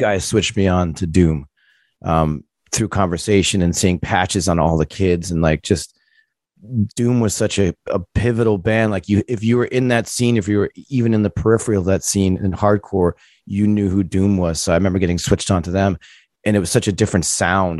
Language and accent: English; Providence, Rhode Island, United States; I grew up in Providence, Rhode Island